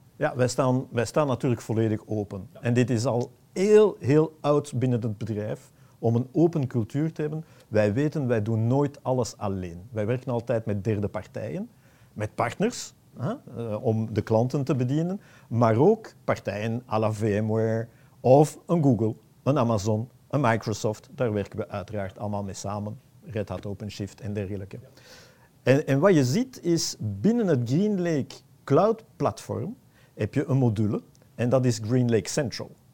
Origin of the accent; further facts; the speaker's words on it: Antwerp, Flanders, Belgium; ik ben een Antwerpenaar